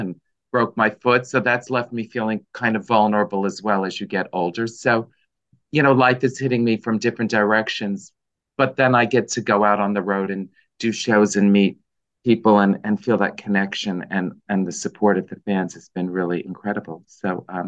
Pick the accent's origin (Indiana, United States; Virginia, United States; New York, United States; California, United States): New York, United States; New York City; I grew up in the Bronx in a lower middle class family